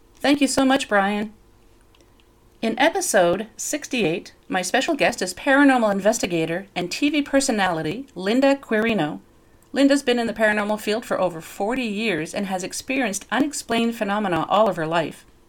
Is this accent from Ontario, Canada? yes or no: no; New Brunswick, Canada; I grew up in New Brunswick